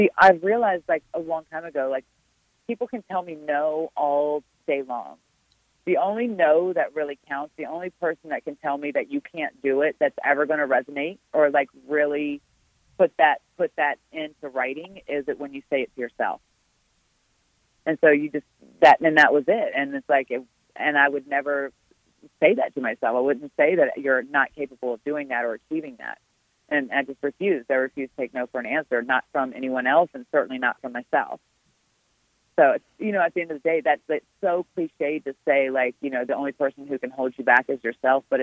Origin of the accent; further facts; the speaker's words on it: Richmond, Virginia, United States; also born or lived in Mattaponi Indian Reservation, Virginia; it's here in my hometown. It's in my backyard